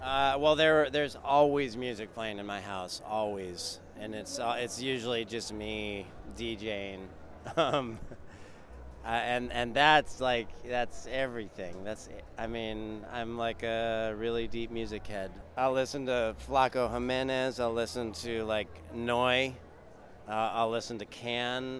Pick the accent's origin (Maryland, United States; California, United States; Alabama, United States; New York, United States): California, United States; moved away as an adult; now in North Carolina, United States; I'm I'm from California